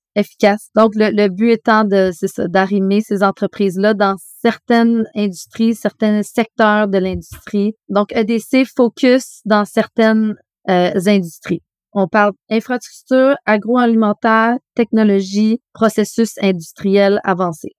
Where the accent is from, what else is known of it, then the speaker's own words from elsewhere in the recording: Canada; also born or lived in Montreal, Canada / Asia; on est canadien